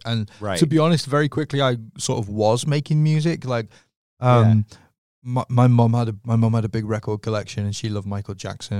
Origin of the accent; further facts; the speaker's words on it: North West England, United Kingdom; Okay, so I'm from a town just outside of Liverpool.